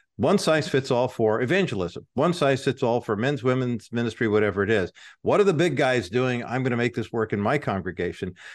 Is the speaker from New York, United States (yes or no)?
no; Whittier, California, United States; Whittier, my hometown